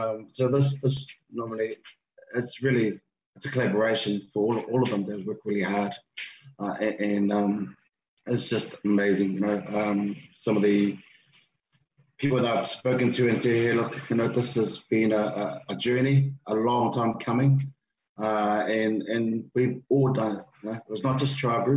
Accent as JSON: {"language": "English", "country": "New Zealand", "tie": "born or raised there", "also_born_or_lived": "Tonga", "said": "I was born in Tonga, came to New Zealand when I was 8"}